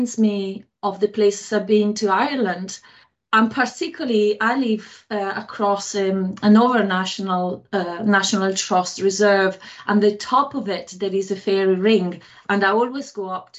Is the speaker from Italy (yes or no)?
yes; Italy; English is a second language; moved away as an adult; now in Belfast, United Kingdom; I'm from Italy